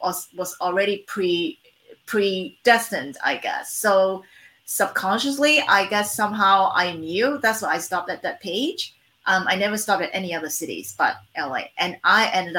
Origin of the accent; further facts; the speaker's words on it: Hong Kong; now in Los Angeles, United States; I am based in Los Angeles right now. I was born and raised in Hong Kong before I moved to the States in 1991.